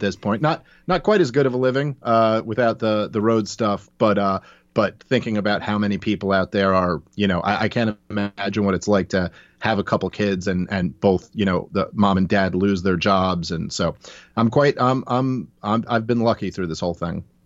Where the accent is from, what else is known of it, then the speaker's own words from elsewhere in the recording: New York, United States; I'm a Jew from New York, I was raised by a single mother